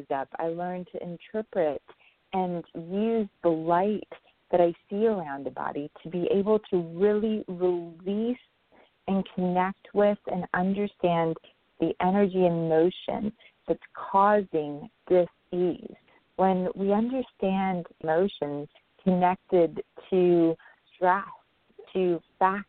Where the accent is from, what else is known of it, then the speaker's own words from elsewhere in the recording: Pakistan; I was born in Pakistan to a very beautiful, educated grandmother and very young mother